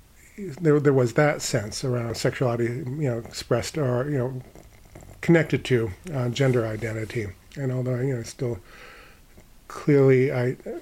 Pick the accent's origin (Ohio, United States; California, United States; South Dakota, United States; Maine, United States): Maine, United States; also born or lived in Florida / France; I lived mostly in Maine, but my father was in the service, so I was born in Florida, my sister in New Jersey, my brother in upstate New York. But my earliest memories are from Maine.